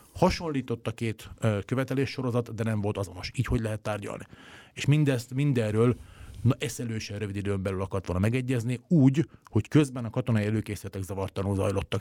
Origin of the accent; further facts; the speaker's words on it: Hungary; én magyarként